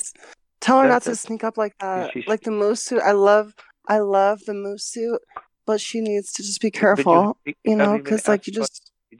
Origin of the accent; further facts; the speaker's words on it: Cincinnati, Ohio, United States; I'm actually from Cincinnati. It's a different life living up here.